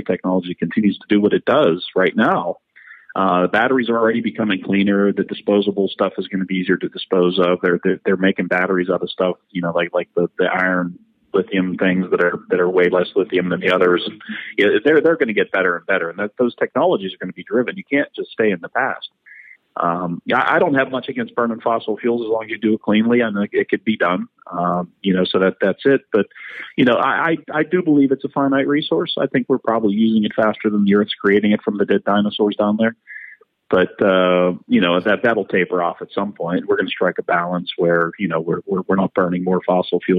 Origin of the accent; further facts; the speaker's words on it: Pittsburgh, Pennsylvania, United States; I grew up in Pittsburgh.